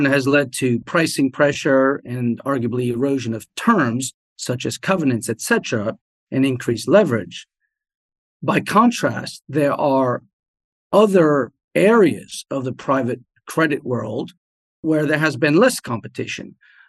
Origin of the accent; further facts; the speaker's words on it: France; also born or lived in Germany / New Jersey, United States; So I grew up in France, Germany, and New Jersey. We moved around a bit as a family.